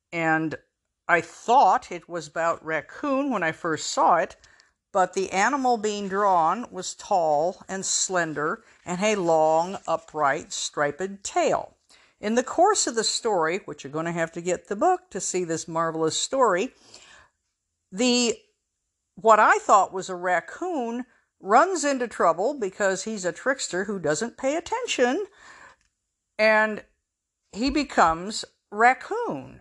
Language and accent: English; Pacific Northwest, United States; up in the Pacific Northwest, honey is sarcastic